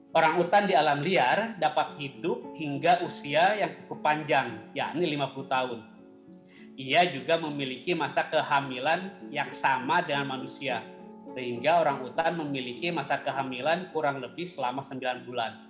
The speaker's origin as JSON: {"language": "Indonesian", "town": "Cianjur", "region": "West Java", "country": "Indonesia", "tie": "born or raised there", "also_born_or_lived": "West Kalimantan", "moved": "as an adult", "lives_now": "Pangkalan Bun, Indonesia", "said": "Saya lahir di Cianjur, Jawa Barat"}